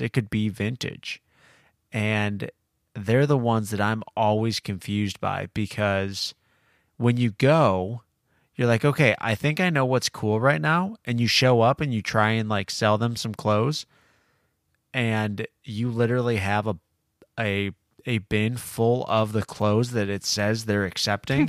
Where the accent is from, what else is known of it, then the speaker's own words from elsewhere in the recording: Illinois, United States; Growing up in Illinois